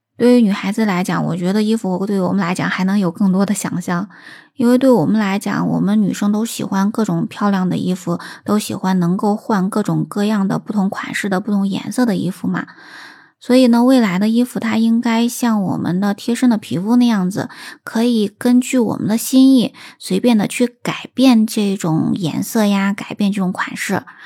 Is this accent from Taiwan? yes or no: no; China; 我们中国人